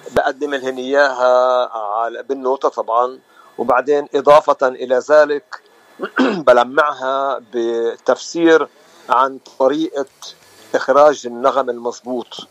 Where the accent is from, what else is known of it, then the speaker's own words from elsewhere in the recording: Nazareth, Northern District, Israel; moved away as an adult; now in United States; وانا من الناصره من فلسطين